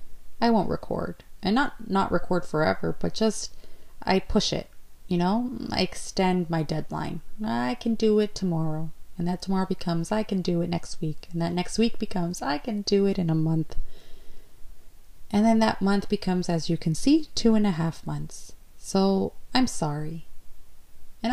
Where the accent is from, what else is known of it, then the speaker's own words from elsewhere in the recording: Ontario, Canada; I'm from Canada, Province, Ontario